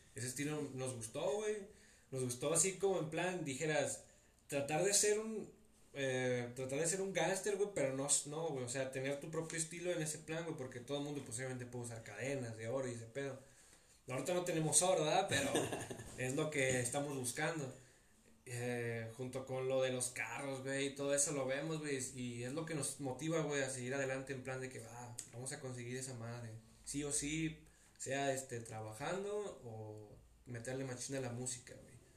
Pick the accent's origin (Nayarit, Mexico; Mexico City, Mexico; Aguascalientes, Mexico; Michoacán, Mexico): Nayarit, Mexico; Tepic; yo nací aquí en Tepic, ¿verdad? Tú sabes, aquí me la he pasado mis 21 años, no me he ido a vivir a otro lado